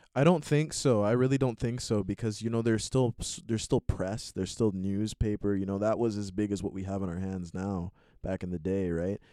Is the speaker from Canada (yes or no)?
yes; Montreal, Quebec, Canada; I was born in Montreal here in Canada